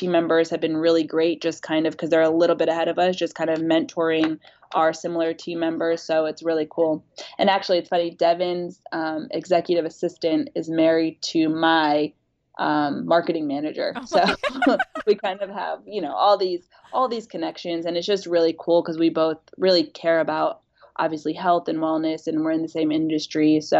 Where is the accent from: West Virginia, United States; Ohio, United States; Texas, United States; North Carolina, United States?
North Carolina, United States; Huntersville; we're both from Huntersville, North Carolina, which like if you're not from Charlotte, you don't know of Huntersville, North Carolina. So we both started in this teeny small suburban um, North Carolina town